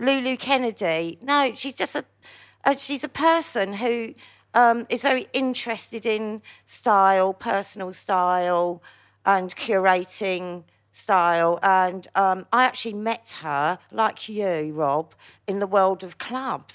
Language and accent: English; London, United Kingdom; also born or lived in Hackney / Wood Green / Palmers Green / Bounds Green; I was born in Hackney, as most people know, but I grew up in, like, Stamford Hill and then, like, North Like wood green, Palmer's green